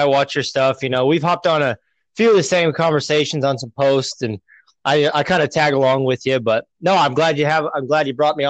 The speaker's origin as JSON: {"language": "English", "region": "Nebraska", "country": "United States", "lives_now": "Illinois, United States", "said": "You know, I came out here originally from Nebraska, so there's a lot of public land in Nebraska."}